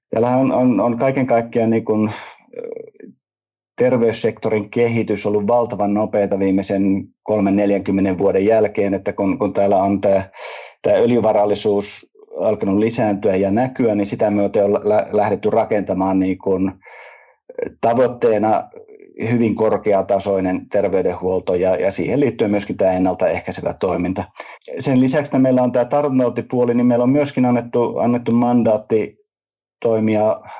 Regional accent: Finland; Ja, ja kyllä meidän niin pienenä kansana Suomessa, niin kyllä me pitää olla niin eturintamassa siinä

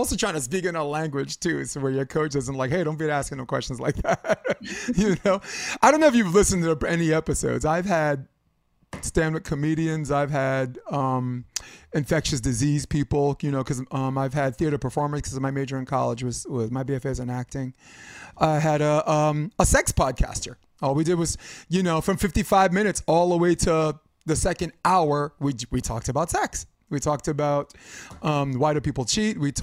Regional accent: New York City, New York, United States; now in Hermosa Beach, United States; Like New York City, I'm from New York City

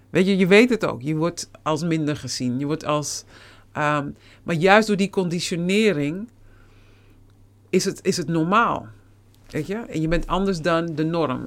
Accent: Netherlands; moved away as an adult; also born or lived in United States / Suriname; je bent hier geboren

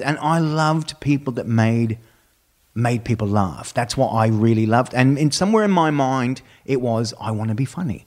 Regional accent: Brisbane, Queensland, Australia; also born or lived in Texas; now in United States; Brisbane, which is my hometown

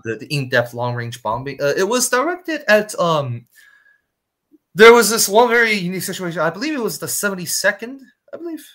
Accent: Shanghai, China; one of the top universities in China in my hometown Shanghai

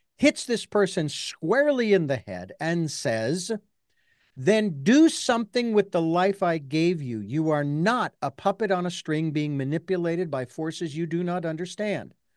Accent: Phoenix, Arizona, United States; when I was born and raised in Phoenix

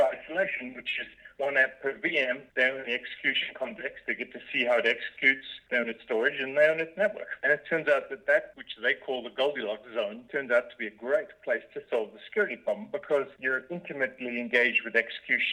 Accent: South Africa; moved away as an adult; also born or lived in Cambridge, United Kingdom; I grew up in South Africa

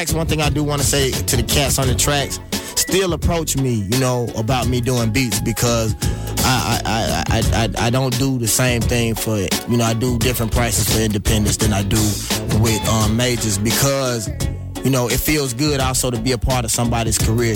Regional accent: Jackson, Mississippi, United States; born or raised there

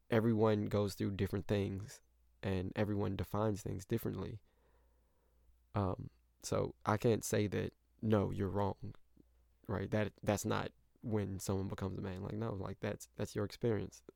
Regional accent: St. Louis, Missouri, United States; moved away as an adult; also born or lived in Indiana; I grew up in Saint Louis, but I went to college in Indiana

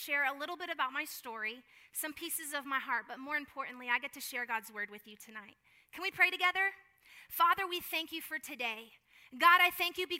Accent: Houston, Texas, United States; also born or lived in Atlanta, Georgia / Florida; now in San Antonio, United States; I was raised in Houston

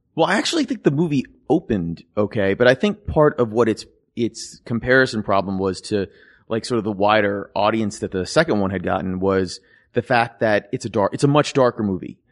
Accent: New York City and upstate New York, United States; I grew up in New York City and upstate New York

